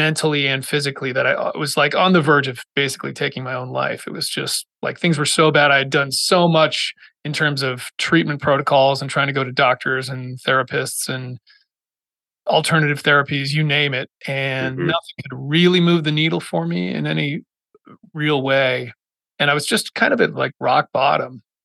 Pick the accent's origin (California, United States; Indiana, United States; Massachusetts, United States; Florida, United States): Massachusetts, United States; moved away as an adult; I grew up in Massachusetts